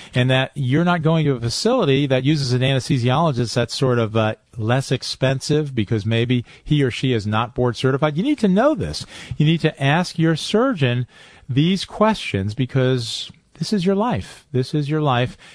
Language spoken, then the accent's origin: English; Highland Falls, New York, United States; I grew up in Highland Falls, New York.